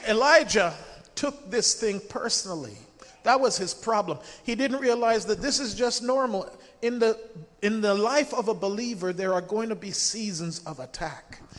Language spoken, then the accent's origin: English; Jamaica; moved away; I was born in Jamaica